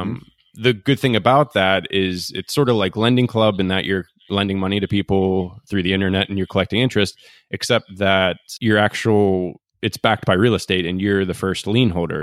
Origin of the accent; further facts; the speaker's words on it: Pittsburgh, Pennsylvania, United States; moved away; my hometown of Pittsburgh